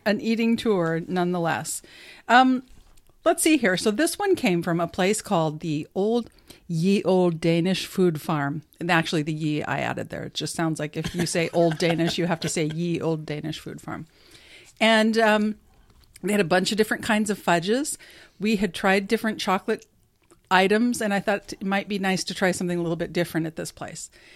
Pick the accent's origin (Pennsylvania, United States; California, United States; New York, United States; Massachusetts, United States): California, United States; I'm from California